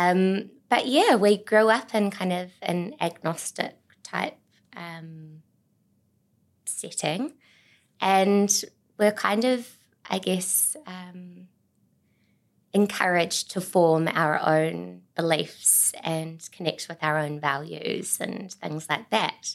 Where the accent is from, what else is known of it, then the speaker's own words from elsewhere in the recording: Auckland, New Zealand; moved away as an adult; also born or lived in Tauranga; I grew up on the North Shore in Auckland